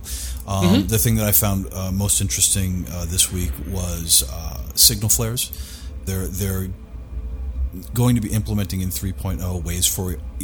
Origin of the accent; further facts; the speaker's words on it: New York City, New York, United States; I grew up in New York. I grew up in Queens